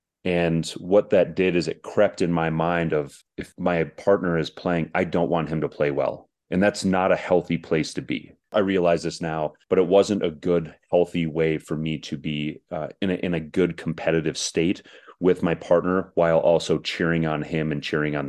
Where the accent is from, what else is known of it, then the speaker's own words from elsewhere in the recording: Minnesota, United States; I grew up in Minnesota, so we had guys like John Casey and Kari Taco.